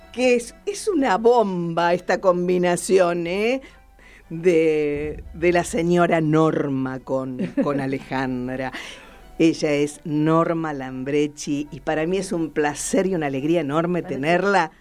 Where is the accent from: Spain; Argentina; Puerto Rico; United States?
Argentina; La Pampa; de dónde somos, de La Pampa